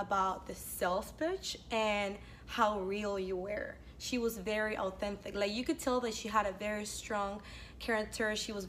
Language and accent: English; Venezuela; In Venezuela.